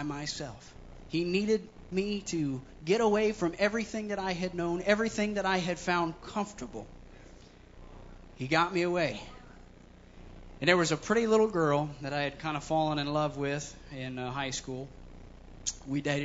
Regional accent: Columbus, Ohio, United States; I was born and raised in Columbus, Ohio.

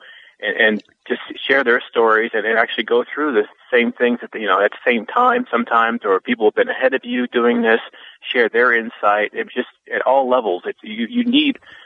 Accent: Omaha, Nebraska, United States; moved away; my hometown, which I'm actually in right now, in Omaha, Nebraska

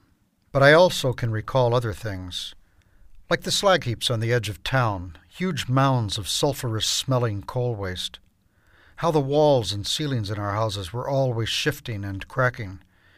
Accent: Herrin, Illinois, United States; born or raised there

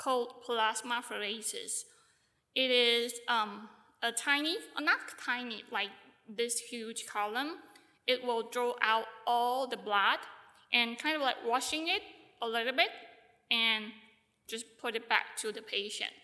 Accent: Taiwan; I'm from Taiwan.

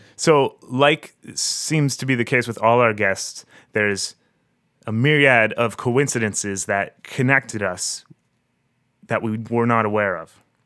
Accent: Harrow, Ontario, Canada; now in Toronto, Canada; my hometown of Harrow. It's a little farm town of about um, 5,000 people or so, south of Windsor.

